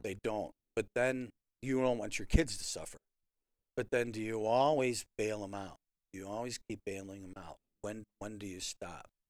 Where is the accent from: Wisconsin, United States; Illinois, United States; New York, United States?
Illinois, United States; Chicago; now in Rockford, United States; Growing up in the Chicago area